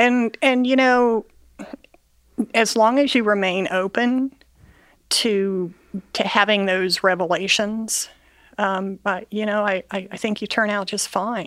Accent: Bellefontaine, Ohio, United States; I grew up in Bell Fountain, Ohio

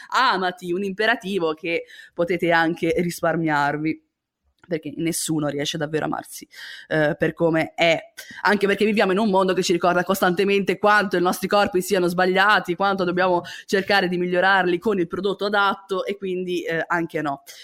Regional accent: La Spezia, Liguria, Italy; moved away as an adult; now in Milan, Italy; quando mi sono trasferita a Milano dalla Spezia, perché io vengo dalla Spezia, cittadina di provincia

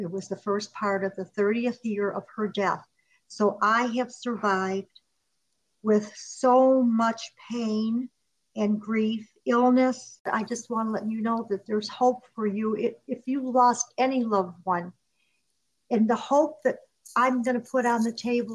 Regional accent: Chicago, Illinois, United States; moved away; we grew up in Chicago, and then after 10 years old we moved to the suburbs.

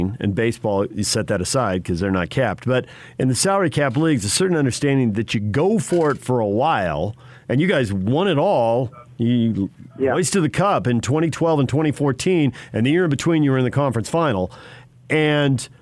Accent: San Diego, California, United States; born or raised there

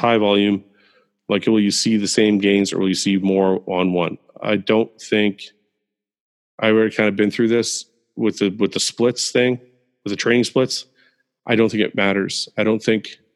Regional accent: Canada; I was born in Canada.

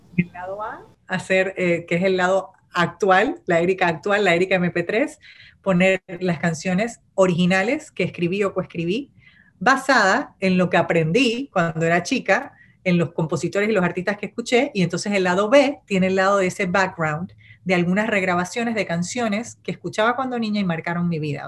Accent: Panama; first language Spanish; yo nací, crecí en Panamá y digamos que es mi primera lengua

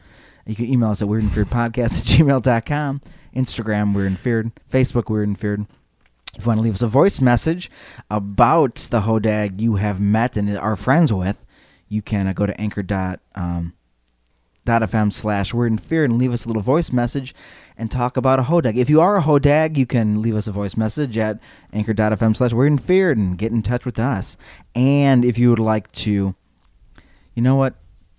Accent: Wisconsin, United States; Yeah, I'm from Wisconsin.

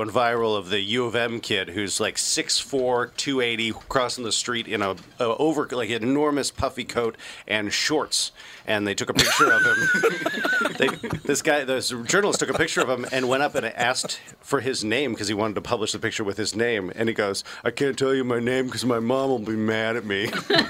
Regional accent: Seattle, Washington, United States; Yes. I was from Seattle, so until recently, there was no fandom to have.

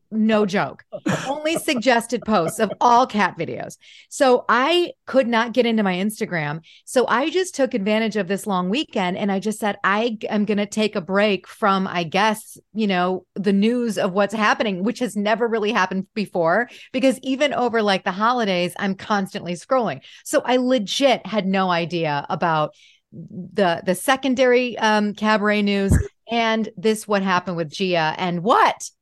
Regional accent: Detroit, Michigan, United States; I'm from Detroit

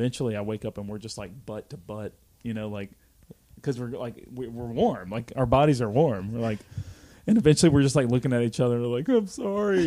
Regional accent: Alabama, United States; I'm from Alabama. Like we don't get, like winter here is not a big deal

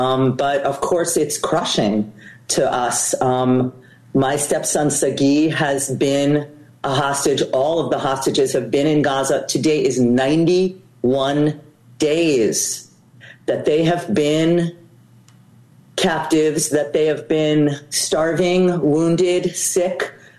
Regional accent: United States; I'm an American.

